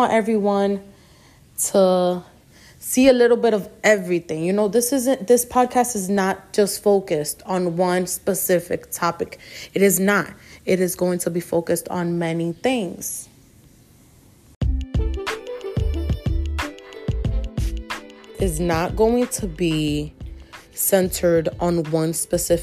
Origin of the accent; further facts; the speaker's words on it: New York City, New York, United States; also born or lived in Queens, New York; I was born in Queens, New York, raised in the Bronx